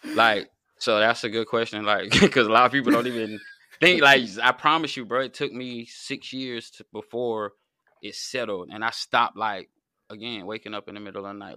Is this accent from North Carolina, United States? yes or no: yes; North Carolina, United States; also born or lived in Virginia; I'm from North Carolina